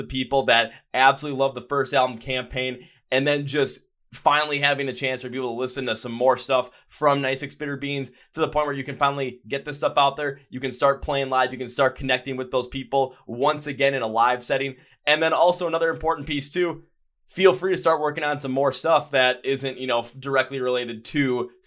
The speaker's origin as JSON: {"language": "English", "region": "Wisconsin", "country": "United States", "said": "I'm from Wisconsin."}